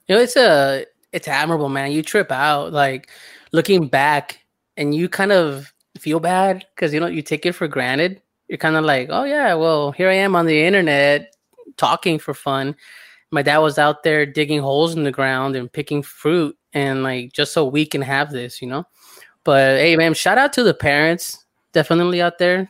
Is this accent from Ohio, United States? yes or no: no; Southern California, United States; I grew up in Southern California